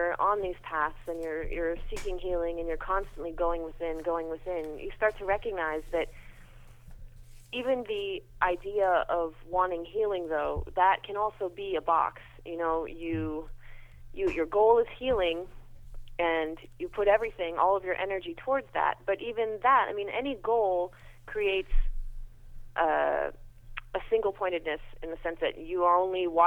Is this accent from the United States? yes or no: yes; United States; I'm so American